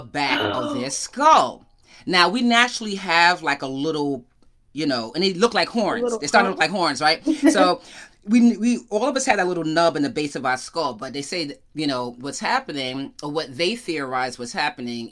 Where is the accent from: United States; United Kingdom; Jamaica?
United States; Yonkers, New York; moved away; I'm from Yonkers. I grew up in Yonkers, New York